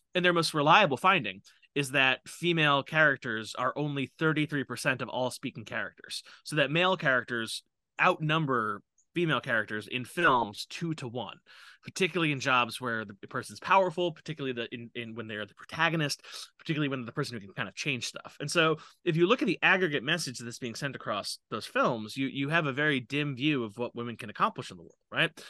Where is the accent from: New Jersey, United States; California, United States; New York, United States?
New York, United States; New York City; I am from New York City. I, I live there right now. I live in Queens